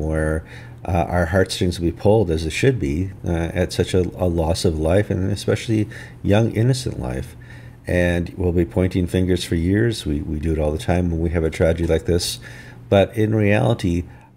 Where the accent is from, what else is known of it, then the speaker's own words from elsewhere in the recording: northern Wisconsin, United States; I grew up in Wisconsin, in northern Wisconsin, and I grew up next to the Chippewa Reservation